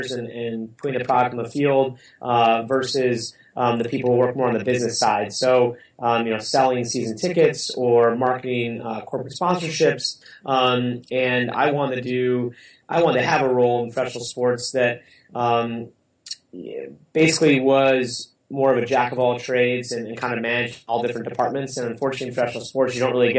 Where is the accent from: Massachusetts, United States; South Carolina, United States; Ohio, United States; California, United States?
Ohio, United States; Cleveland; I worked for my hometown team, the Cleveland Browns